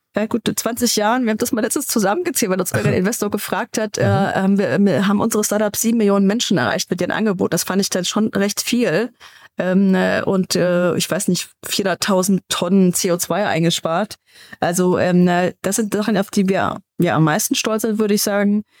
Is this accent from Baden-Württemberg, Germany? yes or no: no; Munich, Bavaria, Germany; In München, wo ich herkomme